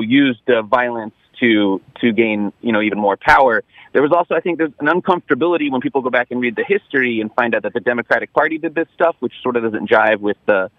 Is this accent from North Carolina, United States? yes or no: yes; Raleigh, North Carolina, United States; Yeah, I grew up in Raleigh, and I had never heard anything about this.